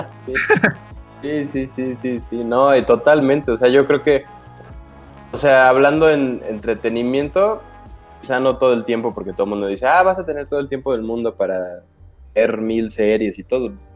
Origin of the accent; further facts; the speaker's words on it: Cuernavaca, Morelos, Mexico; todos de aquí venimos de Cuernavaca, algunos ya nos cambiamos de ciudad